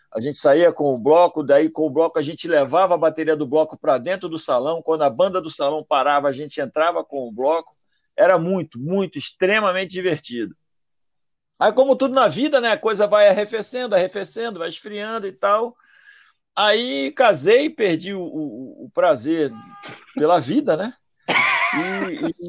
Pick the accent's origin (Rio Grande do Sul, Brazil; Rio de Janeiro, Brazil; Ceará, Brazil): Rio de Janeiro, Brazil; sou do Rio